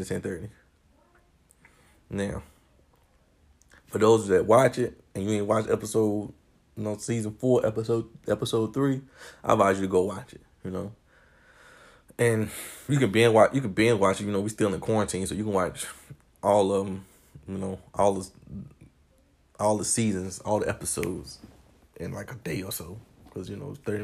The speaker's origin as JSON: {"language": "English", "town": "Warrenton", "region": "North Carolina", "country": "United States", "moved": "yes", "lives_now": "Baltimore, United States", "said": "I'm from Warrenton, North Carolina, but I reside in Baltimore"}